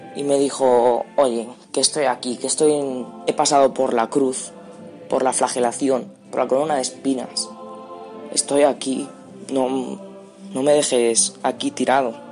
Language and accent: Spanish; Cuenca, Castilla-La Mancha, Spain; tengo 14 años, soy de Cuenca